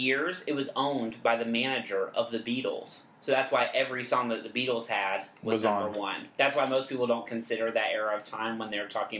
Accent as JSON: {"language": "English", "town": "Hillsboro", "country": "United States", "said": "But I'm also from Hillsboro."}